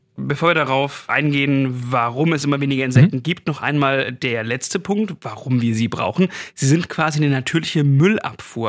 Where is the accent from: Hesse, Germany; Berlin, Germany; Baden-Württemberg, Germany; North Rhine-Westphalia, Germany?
Baden-Württemberg, Germany; Swabia; moved away; bei mir zu Hause mal, also wo ich herkomme, denke auf dem Land, auf dem Schwäbischen